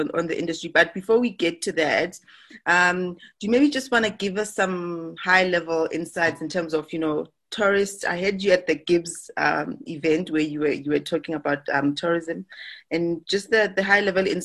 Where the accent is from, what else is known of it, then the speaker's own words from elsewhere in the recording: Free State, South Africa; I'm from the Free State